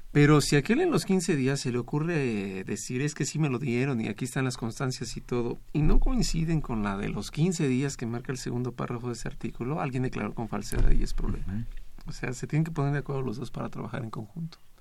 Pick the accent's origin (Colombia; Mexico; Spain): Mexico; como mexicano